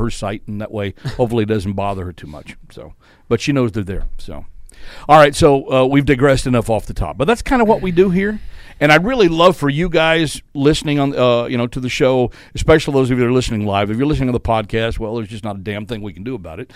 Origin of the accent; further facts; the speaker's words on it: Fort Worth, Texas, United States; moved away; regionals is in my hometown in Fort Worth